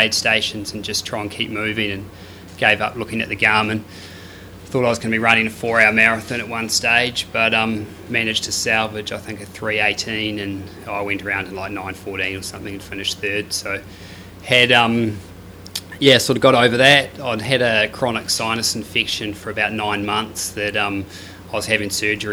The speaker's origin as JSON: {"language": "English", "country": "New Zealand", "moved": "yes", "lives_now": "Australia", "said": "being a Kiwi living in Aussie"}